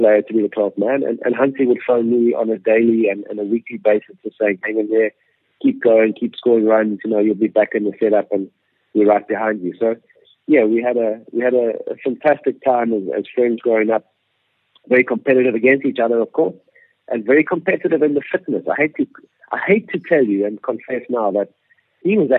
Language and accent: English; Hilton, KwaZulu-Natal, South Africa; we grew up in Hilton